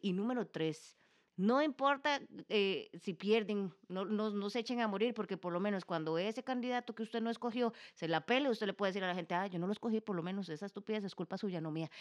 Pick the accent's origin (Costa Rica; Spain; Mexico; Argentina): Costa Rica; como costarricenses